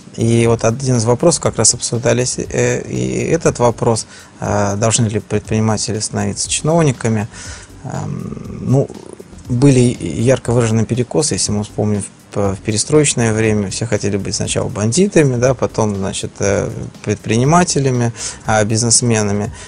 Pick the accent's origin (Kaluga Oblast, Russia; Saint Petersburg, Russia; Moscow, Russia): Saint Petersburg, Russia; я как человек, который рожден в Ленинграде, в Санкт-Петербурге